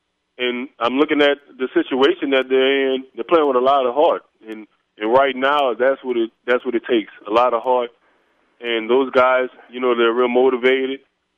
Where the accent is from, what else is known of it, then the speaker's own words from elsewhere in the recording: New Orleans, Louisiana, United States; now in Houston, United States; I appreciate you having me on the show. I'm originally from New Orleans. I reside right now in Houston, Texas.